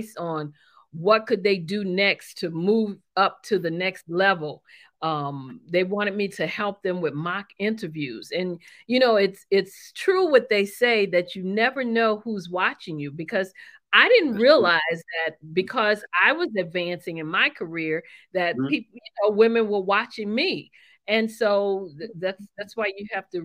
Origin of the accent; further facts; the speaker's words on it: New Orleans, Louisiana, United States; moved away; I'm originally from New Orleans, Louisiana